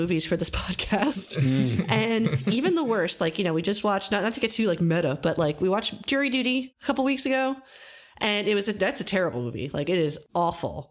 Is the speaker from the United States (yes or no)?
yes; New Jersey, United States; I'm from New Jersey